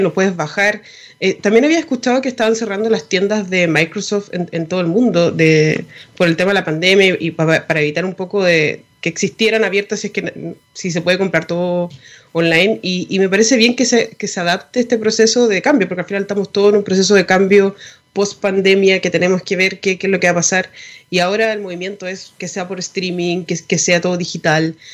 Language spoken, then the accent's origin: Spanish; Chile; nosotros como chilenos